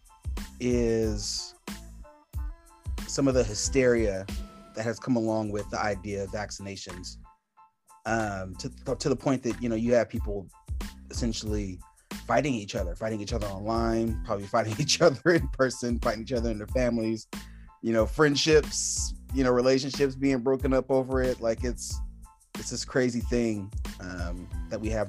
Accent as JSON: {"language": "English", "region": "California", "country": "United States", "moved": "yes", "lives_now": "Arizona, United States", "said": "I'm originally from California"}